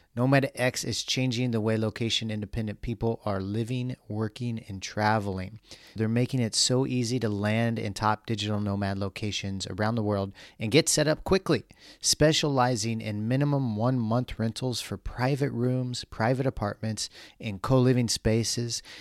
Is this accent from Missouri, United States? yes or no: yes; Missouri, United States; I grew up in Missouri